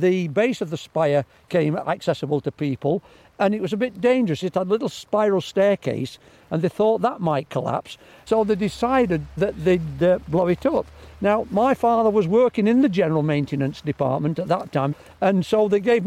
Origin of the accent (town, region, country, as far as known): Derwent, East Midlands, United Kingdom; born or raised there